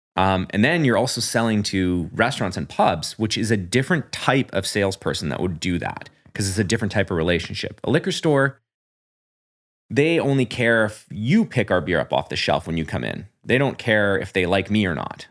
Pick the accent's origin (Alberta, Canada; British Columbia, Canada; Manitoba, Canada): British Columbia, Canada; New Westminster; now in Port Moody, Canada; I'm from New West.